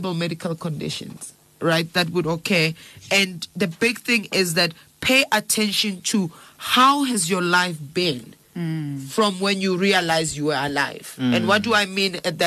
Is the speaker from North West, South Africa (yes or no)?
no; Johannesburg, Gauteng, South Africa; I grew up in Alex.